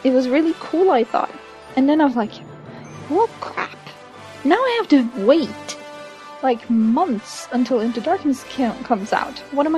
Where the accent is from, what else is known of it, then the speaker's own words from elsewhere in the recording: Norway; English is a second language; I'm from Norway.